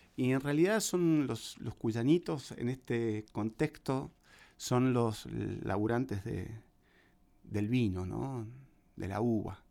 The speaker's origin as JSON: {"language": "Spanish", "town": "La Consulta", "region": "Mendoza", "country": "Argentina", "moved": "yes", "lives_now": "Buenos Aires, Argentina", "said": "cuando me vine acá a Buenos Aires desde la consulta, que es el pueblito de donde soy"}